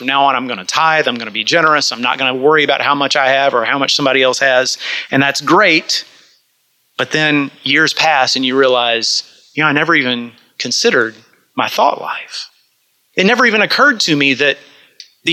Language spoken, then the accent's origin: English; Yoakum, Texas, United States; growing up in Yoakum, Texas, actually suburban Yoakum, you know, a little country area